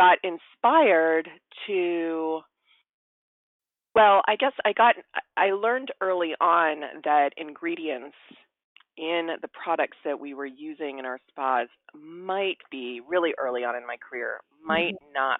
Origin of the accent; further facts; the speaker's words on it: Hawaii, United States; I grew up in Hawaii in a very beautiful environment